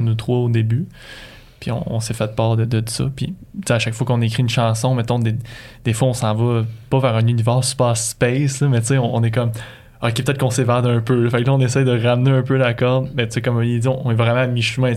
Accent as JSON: {"language": "French", "area": "Magdalen Islands", "region": "Quebec", "country": "Canada", "tie": "born or raised there", "moved": "yes", "said": "je viens des îles de la Madeleine"}